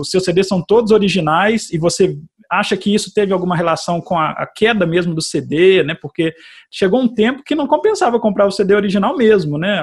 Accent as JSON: {"language": "Portuguese", "town": "São João del-Rei", "region": "Minas Gerais", "country": "Brazil", "moved": "yes", "lives_now": "Brasília, Brazil", "said": "Eu sou de São João Del Rey, Minas Gerais"}